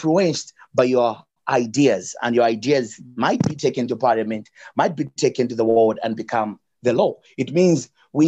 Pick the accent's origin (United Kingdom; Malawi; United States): Malawi; I'm from Malawi.